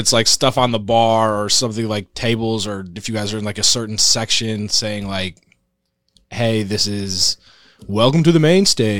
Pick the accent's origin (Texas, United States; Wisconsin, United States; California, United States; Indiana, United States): Wisconsin, United States; western; moved away; my hometown in western Wisconsin